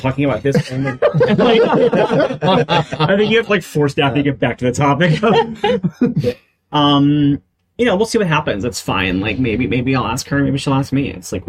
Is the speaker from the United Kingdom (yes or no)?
yes; United Kingdom; I wouldn't say y'all, because I'm British.